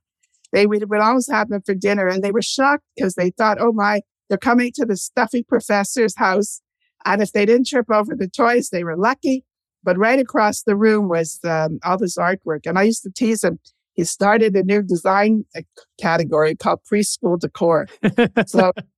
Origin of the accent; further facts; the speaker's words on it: Canada; also born or lived in Montreal / Toronto; We lived in Montreal first. We're Canadian.